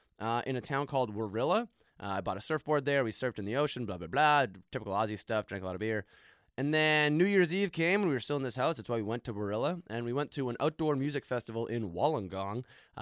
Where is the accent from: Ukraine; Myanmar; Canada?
Canada; I'm from Canada.